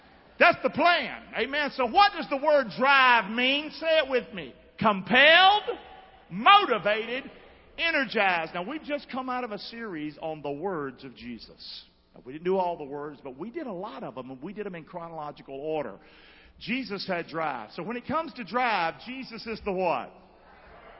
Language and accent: English; Rockingham, North Carolina, United States; I'm from Rockingham, Nowhere, North Carolina. Grew up in a home of broken parents